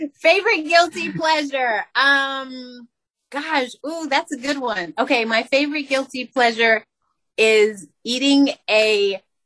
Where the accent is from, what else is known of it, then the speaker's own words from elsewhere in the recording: Albuquerque, New Mexico, United States; I'm from Albuquerque, New Mexico